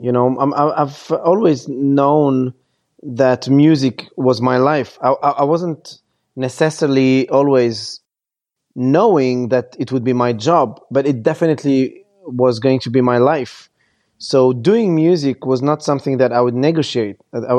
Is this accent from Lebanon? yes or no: yes; Lebanon; And I was born in Lebanon, and I grew up seeing my motherland being completely destroyed by bombs and crazy people.